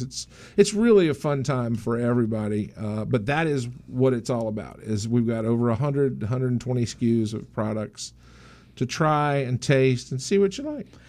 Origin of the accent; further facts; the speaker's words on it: the South, United States; now in Maryland, United States; I grew up in the South, don't get me wrong, so I can talk like this